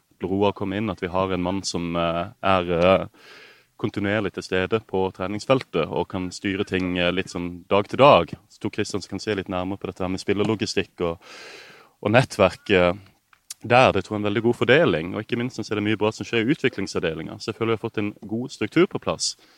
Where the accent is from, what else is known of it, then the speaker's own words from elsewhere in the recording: Kristiansand, Agder, Norway; now in Marbella, Spain; Født og oppvokst et steinkast fra stadion